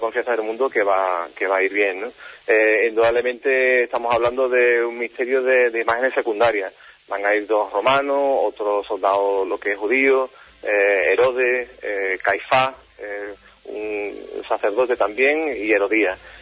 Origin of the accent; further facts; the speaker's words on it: Huelva, Andalusia, Spain; mi tierra